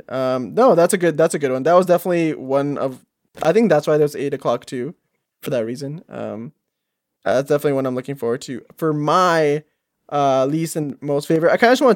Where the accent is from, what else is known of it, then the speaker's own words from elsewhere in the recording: Canada; I'm Canadian